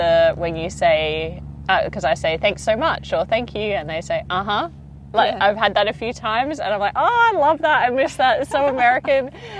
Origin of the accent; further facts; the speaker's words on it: Australia; everyone we tell that we're from Australia